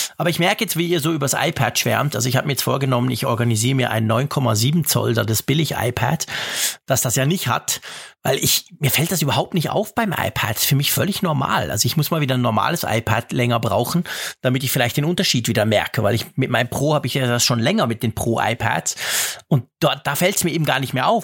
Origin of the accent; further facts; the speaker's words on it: Switzerland; ich als Schweizer